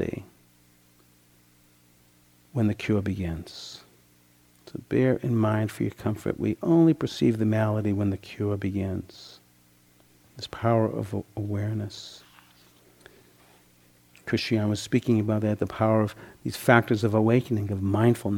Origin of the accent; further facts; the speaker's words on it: Boston, Massachusetts, United States; When I was 16, I grew up in the Boston area